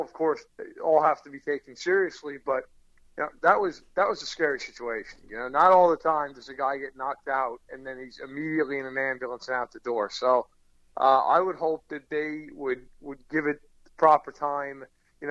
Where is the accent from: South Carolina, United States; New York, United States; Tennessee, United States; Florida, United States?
New York, United States; I grew up in New York